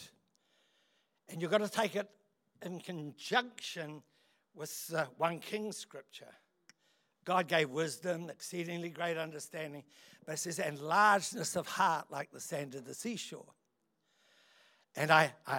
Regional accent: Otaki, Wellington, New Zealand; also born or lived in London; I'm a country boy. I come from Otaki

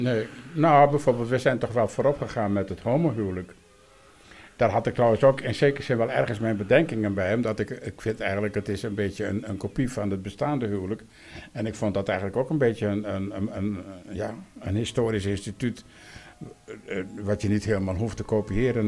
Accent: Friesland, Netherlands; ik kom uit Friesland

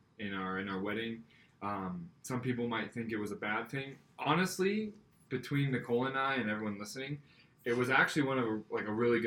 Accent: Scotland, United Kingdom; But I am Scottish, and my grandpa gave me his kilt when he passed away.

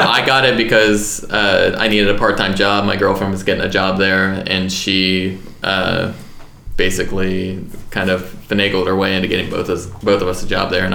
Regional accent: Georgia, United States; moved away; I grew up in Georgia

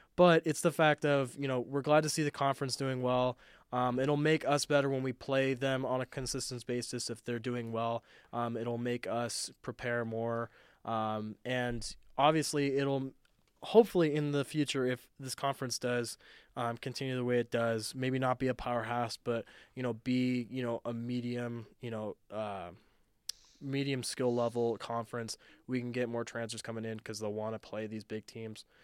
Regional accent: Southern Nevada, United States; growing up in Southern Nevada

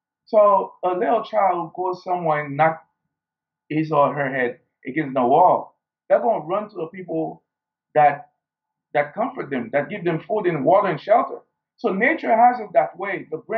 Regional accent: Haiti; growing up in Haiti, we didn't have the luxury of a first world.

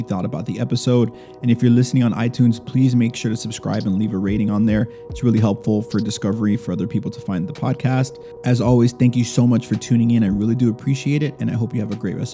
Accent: United States; I'm a first generation American

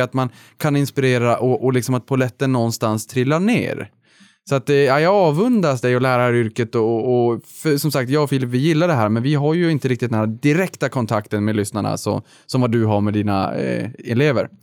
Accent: Boden, Norrbotten County, Sweden; när jag var liten uppe i Boden

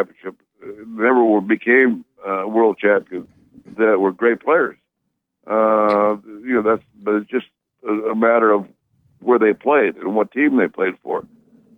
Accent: Fresno area, California, United States; my hometown area of Fresno, which is close to my hometown

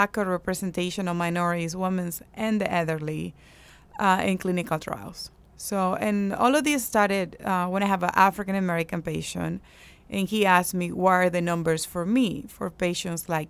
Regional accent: Andes, Venezuela; moved away as an adult; also born or lived in Seattle; now in United States; I'm from the Andes, which is the highest part of Venezuela

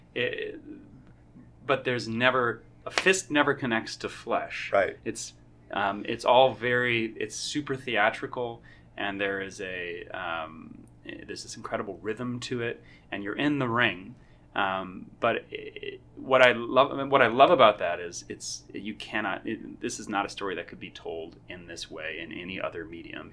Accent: Fayetteville, Arkansas, United States; I am from Fayetteville, Arkansas

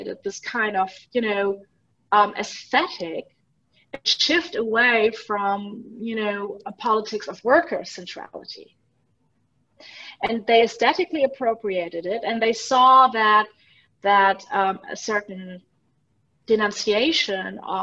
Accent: Germany; now in Switzerland; When I was little, growing up in Germany

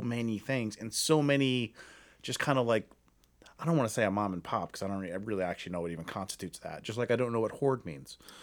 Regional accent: Akron, Ohio, United States; moved away as an adult; now in Cleveland, United States; I'm from Akron

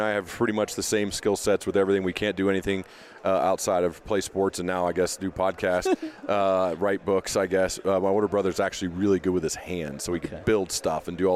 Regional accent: Centerville, Ohio, United States; we grew up in Centerville, Ohio

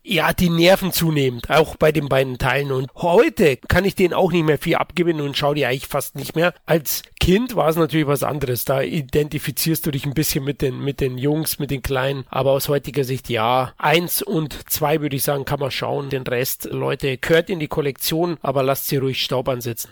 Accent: Bavaria, Germany; als Bayer

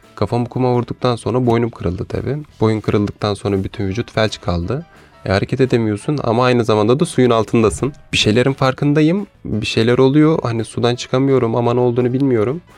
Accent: Istanbul, Turkey; Doğma büyüme İstanbulluyum

